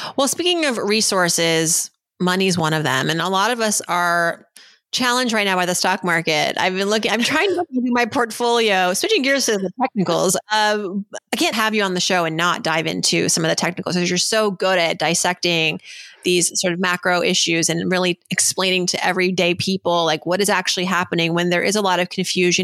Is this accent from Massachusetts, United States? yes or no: yes; Worcester, Massachusetts, United States; growing up as a young girl growing up in Worcester, Massachusetts, uh, the daughter of immigrants